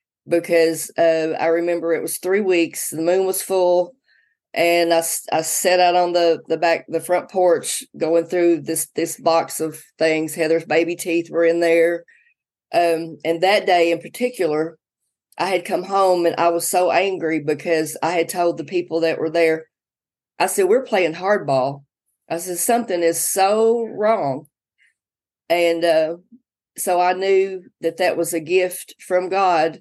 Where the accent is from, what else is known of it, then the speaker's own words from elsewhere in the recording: Sebree, Kentucky, United States; moved away as an adult; also born or lived in Madisonville, Kentucky; now in Manchester, United States; the attic where we grew up in Seabury